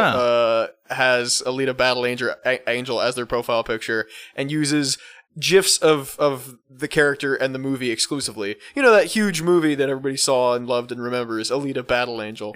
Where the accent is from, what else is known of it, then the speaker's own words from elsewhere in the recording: Texas, United States; as a Texan